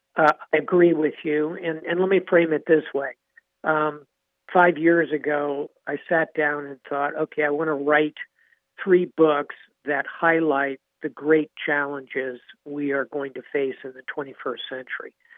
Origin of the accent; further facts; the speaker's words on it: Jacksonville, Florida, United States; moved away; my hometown, by the way. I'm a, uh, a native Floridian